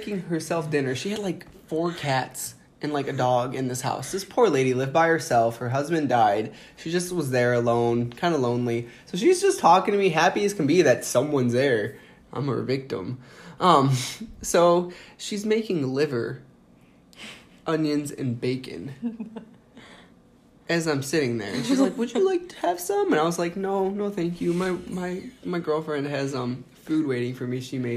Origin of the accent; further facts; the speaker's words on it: Indiana, United States; I'm from Indiana